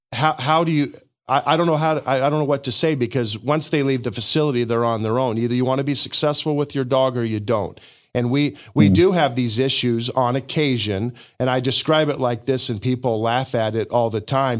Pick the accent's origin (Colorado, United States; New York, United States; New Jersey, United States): Colorado, United States; Denver; moved away as an adult; also born or lived in Hot Springs, Arkansas; now in Siloam Springs, United States; I was born in Hot Springs, Arkansas. I lived in Arkansas until I was about six, and then uh, my father got a job uh, with Coors Brewing Company, and so that brought us out to Denver. And I mm. spent uh, uh my you know juvenile years and going through school in Denver, Colorado